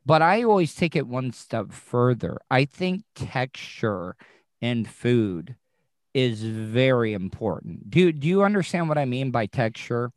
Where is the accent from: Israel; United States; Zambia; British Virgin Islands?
United States; the South; growing up in the South, every Southern mother had a skillet